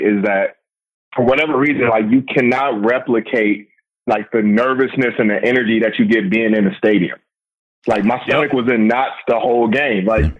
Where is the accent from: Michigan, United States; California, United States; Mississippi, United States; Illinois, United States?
Michigan, United States; Pontiac; now in Atlanta, United States; I'm from Pontiac.